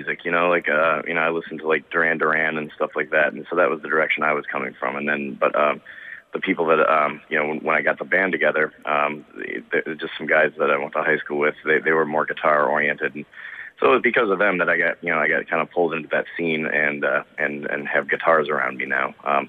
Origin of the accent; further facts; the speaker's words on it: Detroit, Michigan, United States; I grew up in the Detroit suburbs.